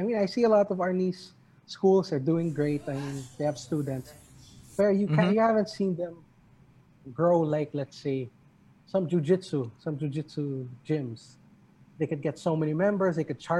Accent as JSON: {"language": "English", "country": "Philippines", "said": "as a Filipino"}